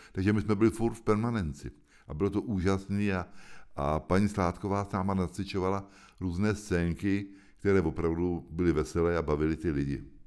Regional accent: Hoštice, South Bohemian Region, Czechia; also born or lived in Prague / France; to je můj domov. Tam jsem se narodil před 70 lety a tam žiju furt

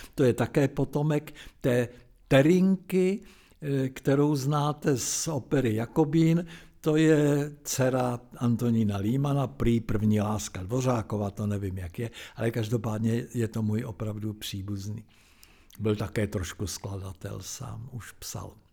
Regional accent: Zbraslav, Prague, Czechia; also born or lived in Lahovice; když jsem chodil do Zbraslavy

